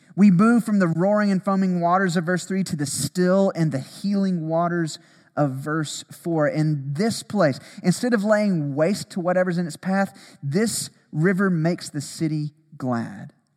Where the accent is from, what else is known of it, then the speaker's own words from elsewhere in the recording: Alabama, United States; growing up in Alabama, tornadoes